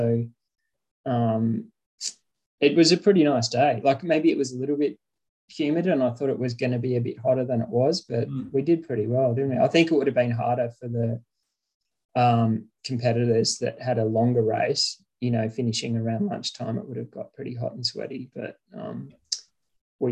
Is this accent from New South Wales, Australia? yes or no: yes; Cooma, New South Wales, Australia; I grew up in Cooma, just south of Canberra here